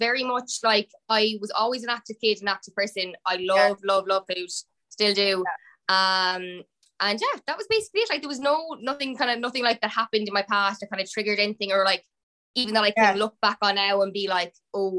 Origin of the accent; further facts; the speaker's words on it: Limerick, Munster, Ireland; I'm from Limerick